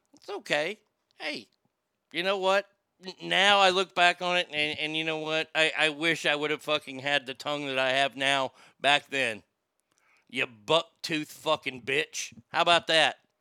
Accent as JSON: {"language": "English", "town": "Garland", "region": "Texas", "country": "United States", "tie": "born or raised there", "said": "my hometown"}